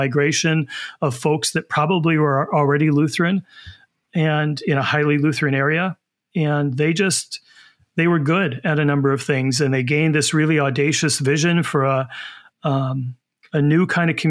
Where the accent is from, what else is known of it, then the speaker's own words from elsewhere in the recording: Hopkins, Minnesota, United States; I grew up in Hopkins